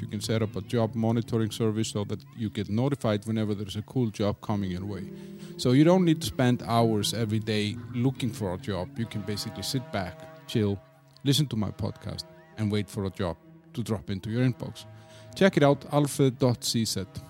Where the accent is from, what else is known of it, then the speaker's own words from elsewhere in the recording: Iceland; moved away as an adult; now in Czech Republic; I'm from Iceland